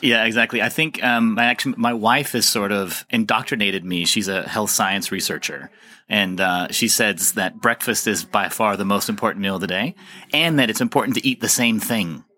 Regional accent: United States; moved away as an adult; now in Copenhagen, Denmark; I'm an American, uh, engineer and social scientist

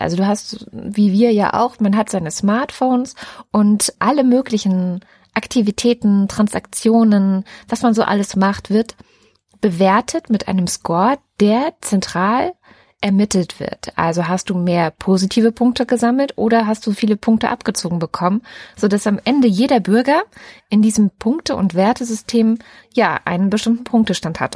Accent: Baden-Württemberg, Germany; also born or lived in East Germany; als Ossi einfach mal nach Baden-Württemberg gepflanzt wirst

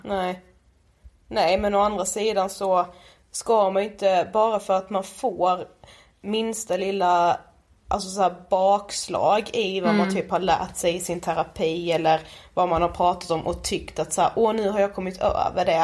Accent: Karlshamn, Blekinge, Sweden; moved away; vi är hemma i Karlshamn, sitter just nu hemma hos min mamma

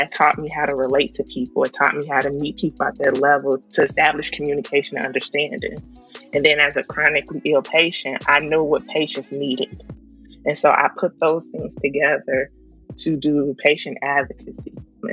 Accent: Chicago, Illinois, United States; I'm from Chicago, Southside.

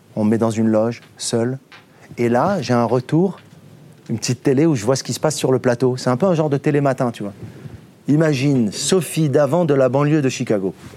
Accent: Morocco; Je suis du Maroc

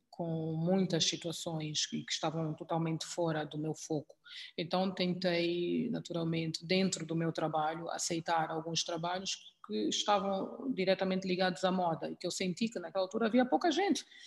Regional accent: Angola; moved away as an adult; also born or lived in South Africa; eu não era sul-africana, eu venho de Angola, onde eh, nós eh, não existe o racismo

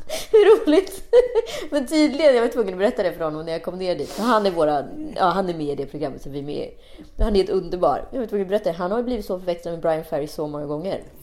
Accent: Sweden; vi svenskar

